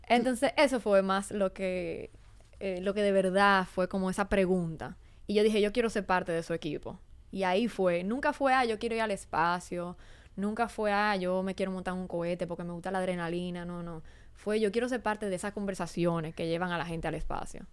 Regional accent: Santo Domingo, Distrito Nacional, Dominican Republic; also born or lived in Boston; pero yo soy de aquí, de Santo Domingo. Eh, y nada, yo crecí aquí

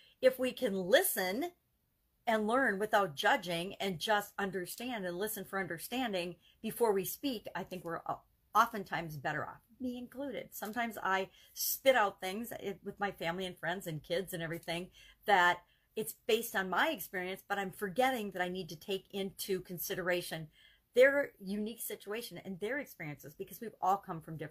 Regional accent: United States; I grew up in the America where everybody had a right to their opinion

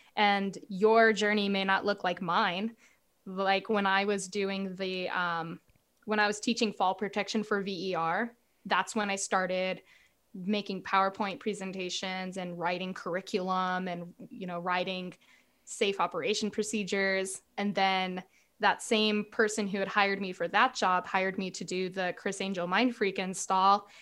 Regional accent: Southern California, United States; I'm from Southern California and I took a job as a stagehand when I was a senior in high school

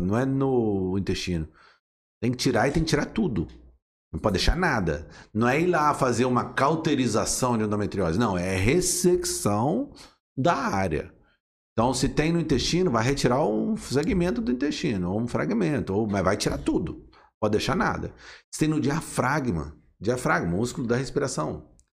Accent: Resende, Rio de Janeiro, Brazil; eu sou nascido em Resende, né? A cidade aqui vizinha

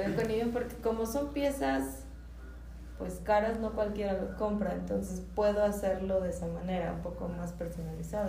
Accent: Michoacán, Mexico; nosotros como mexicanos

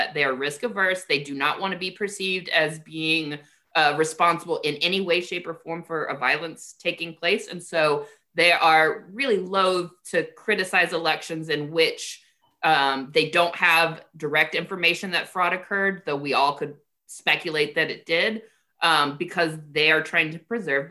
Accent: United States; I love being an American

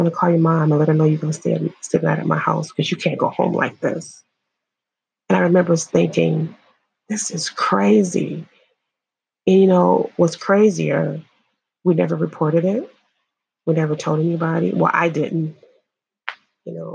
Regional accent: Illinois, United States; I'm from Illinois

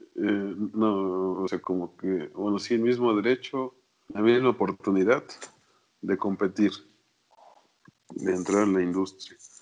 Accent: Mexico; como mexicano

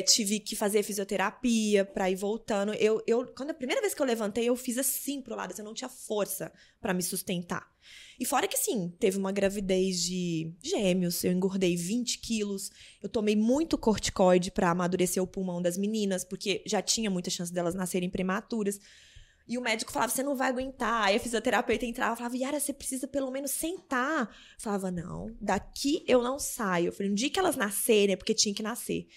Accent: Lavras, Minas Gerais, Brazil; also born or lived in Belo Horizonte; Eu nasci em BH, mas a maioria do tempo fui criada em Lavras

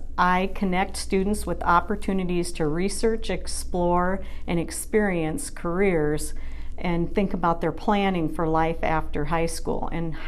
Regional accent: Fairfax, Iowa, United States; I grew up in Fairfax. I was the youngest of five kids

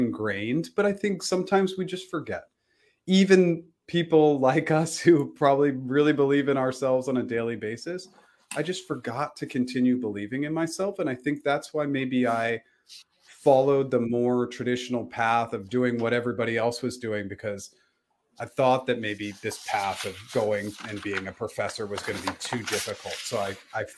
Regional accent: Boston, Massachusetts, United States; also born or lived in Pennsylvania; went back to Boston, and I got a job in finance.

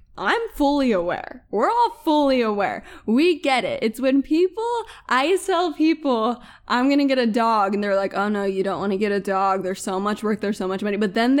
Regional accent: Utah, United States; I'm a girl, and I grew up in Utah.

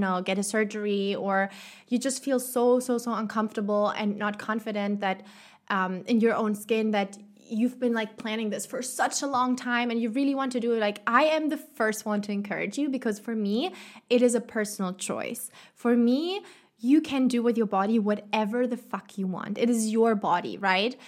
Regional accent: Germany; moved away as an adult; now in Chile; my home country, in Germany

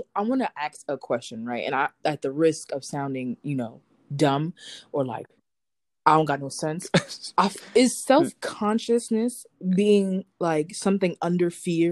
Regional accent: New York City, New York, United States; I'm from New York City

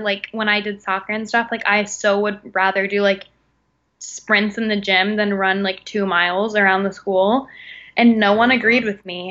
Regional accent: Illinois, United States; moved away; it's in my hometown

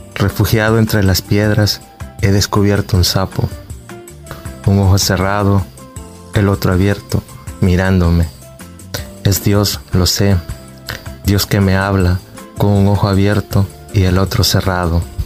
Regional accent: Quezaltepeque, La Libertad, El Salvador; soy de Quesaltepeque

